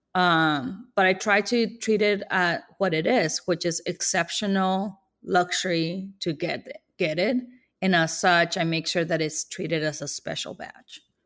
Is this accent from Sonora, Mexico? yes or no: yes; Ciudad Obregón, Sonora, Mexico; now in Kansas City, United States; I'm from Sonora, Mexico